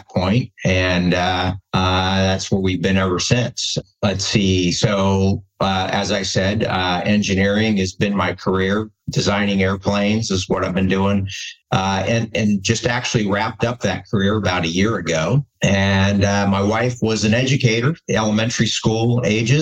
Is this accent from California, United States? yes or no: yes; San Francisco Bay Area, California, United States; moved away as an adult; now in Seattle area, United States; I grew up in the San Francisco Bay Area, really, just a little bit east of the Oakland area and Tri-Valley region